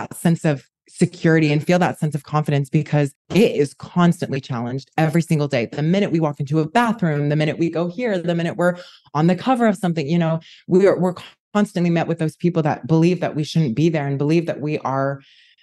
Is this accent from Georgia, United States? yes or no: no; Utah, United States; moved away as an adult; now in New York, United States; I am a New Yorker born in Utah